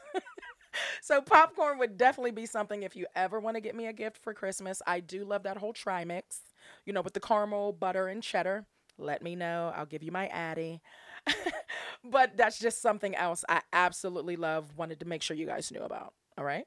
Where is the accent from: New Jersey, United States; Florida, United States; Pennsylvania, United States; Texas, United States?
Pennsylvania, United States; Pittsburgh; my hometown um, in, like, right outside the city of Pittsburgh